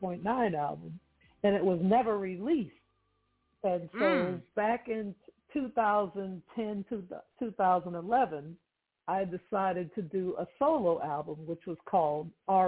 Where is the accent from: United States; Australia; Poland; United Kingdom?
United States; Boston, Massachusetts; moved away as an adult; now in Los Angeles, United States; I'm from Boston, Massachusetts, first of all.